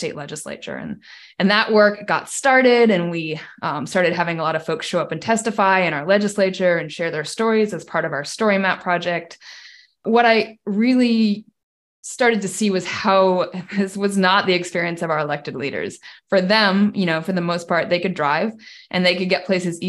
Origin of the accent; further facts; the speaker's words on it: Washington, United States; I grew up in Washington State as someone who couldn't drive